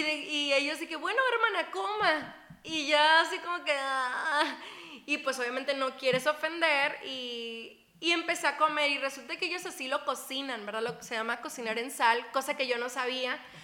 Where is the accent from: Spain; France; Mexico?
Mexico; Guerrero Negro, Baja California Sur; de Baja California Sur, eh, de Guerrero Negro se llama el lugar.